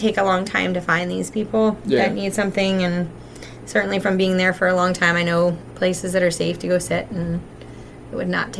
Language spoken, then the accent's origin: English; Cockeysville, Maryland, United States; also born or lived in Towson / Baltimore; now in Baldwin, United States; I am a transplant to the area. I mean, I grew up in Cockeysville, right off Cranbrook Road, and went to high school in Towson.